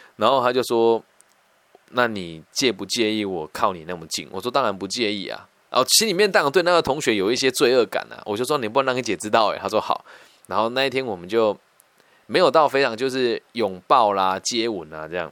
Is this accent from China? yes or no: no; Taiwan; 我们乡下孩子到城市去念这种比较前面的学校，很容易无法适应啦